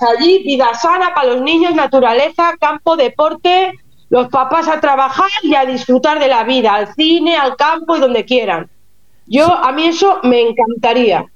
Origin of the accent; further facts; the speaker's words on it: Lleida, Catalonia, Spain; moved away as an adult; also born or lived in Barcelona; now in Germany; yo soy de Lleida